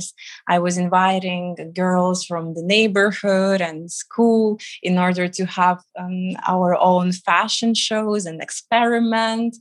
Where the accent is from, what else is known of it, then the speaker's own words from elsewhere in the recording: Riga, Latvia; moved away as an adult; also born or lived in United Kingdom / Milan, Italy; now in Dubai, United Arab Emirates; I was born in Riga, the capital of Latvia, which is in the Baltic states.